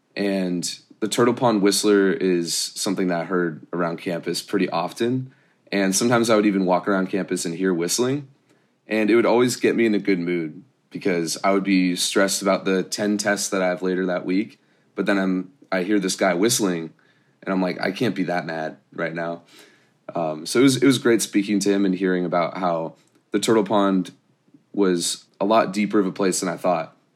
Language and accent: English; Irvine, California, United States; I grew up in Irvine